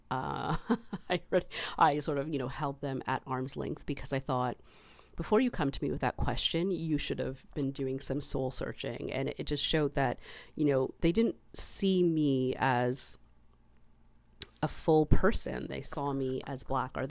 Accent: Canada

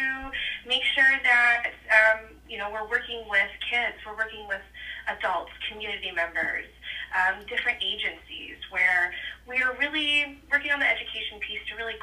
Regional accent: just outside of Decatur, Illinois, United States; I grew up just right outside of Decatur. And so I've always been around this area

